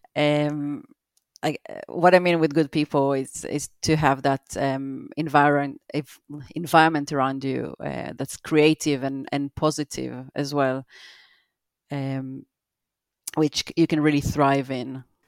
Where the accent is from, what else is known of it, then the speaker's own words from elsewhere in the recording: Israel; moved away as an adult; also born or lived in Brockley, London; now in London, United Kingdom; I live in Broccoli, Southeast London, and, uh, I grew up in Israel.